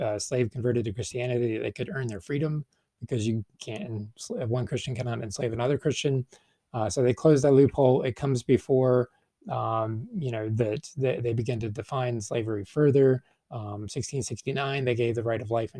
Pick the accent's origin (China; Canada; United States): United States; as an American and an English speaker